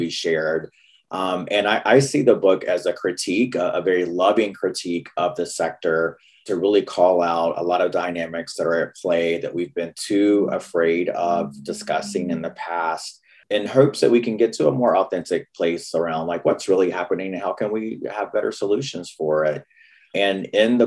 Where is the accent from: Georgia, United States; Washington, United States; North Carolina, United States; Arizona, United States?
North Carolina, United States; accent: Southern; moved away as an adult; now in Seattle, United States; I grew up in North Carolina